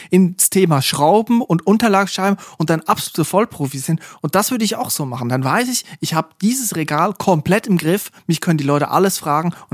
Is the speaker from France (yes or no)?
no; Switzerland; da in der Region, wo ich herkomme, an der A1 in der Schweiz, wo jedes Dorf auch gleich ist